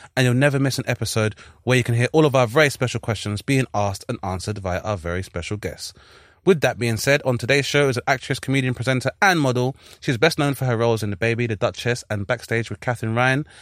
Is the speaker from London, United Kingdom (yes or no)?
yes; London, United Kingdom; we're from South London